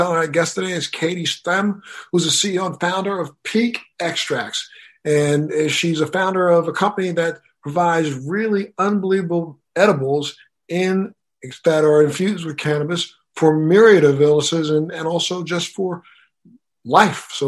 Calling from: Miami, Florida, United States

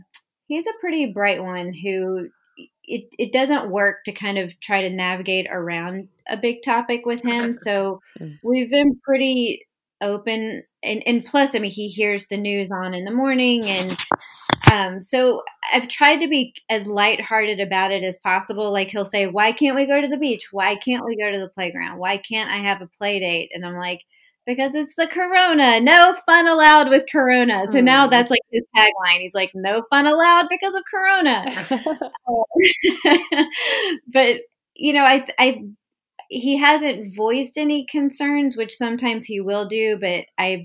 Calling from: Westport, Connecticut, United States; Hi, I'm joining you from Westport, Connecticut, and I'm fine.

